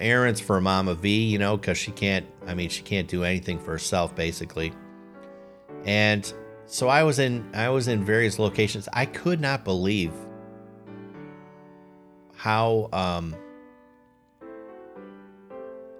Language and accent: English; Chicago, Illinois, United States; moved away; born and raised in Chicago